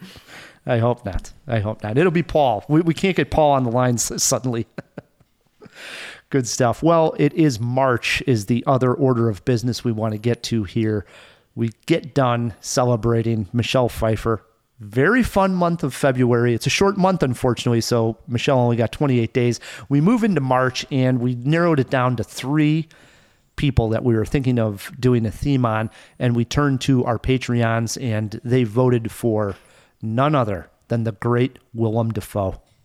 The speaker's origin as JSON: {"language": "English", "town": "Chicago", "region": "Illinois", "country": "United States", "said": "I'm a Chicagoan"}